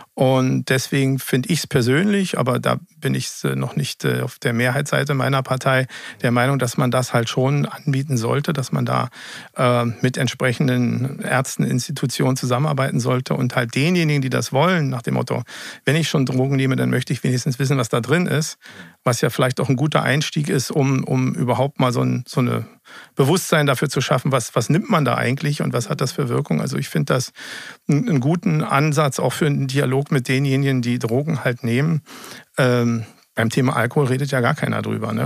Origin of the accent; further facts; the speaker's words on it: Berlin, Germany; gebürtiger Berliner